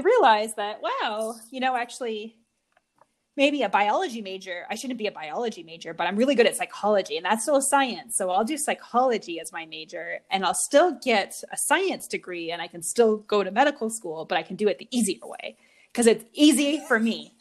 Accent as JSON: {"language": "English", "town": "Mississauga", "region": "Ontario", "country": "Canada", "tie": "born or raised there", "said": "I was born in Mississauga, Ontario."}